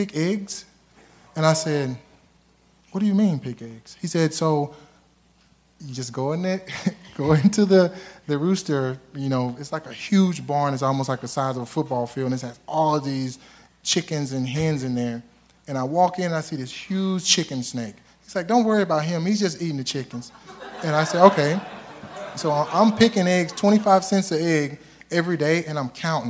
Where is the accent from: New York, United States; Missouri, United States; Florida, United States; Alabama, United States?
Alabama, United States; I'm from Alabama, right? It's from the South.